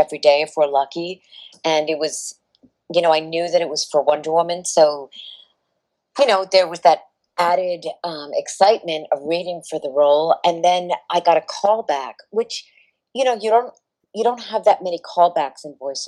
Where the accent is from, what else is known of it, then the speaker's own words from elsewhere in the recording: Providence, Rhode Island, United States; moved away as an adult; I'm originally from the East Coast. I'm from Providence, Rhode Island, and I came out here many years ago after I graduated college